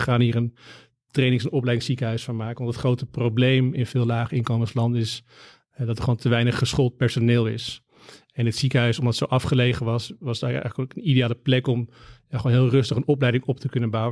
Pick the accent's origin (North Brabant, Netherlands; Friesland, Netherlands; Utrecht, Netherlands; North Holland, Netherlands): North Holland, Netherlands; Amsterdam; ben opgegroeid in Amsterdam, ben daar geboren